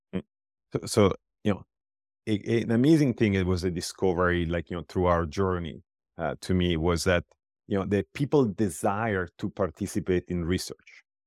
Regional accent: Pisa, Tuscany, Italy; moved away as an adult; also born or lived in Iowa City, United States; I come from Italy

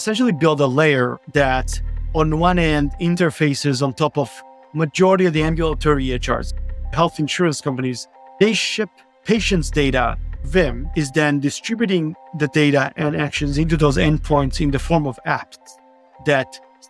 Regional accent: Israel; So I grew up in Israel, started a few companies back early on after my university time.

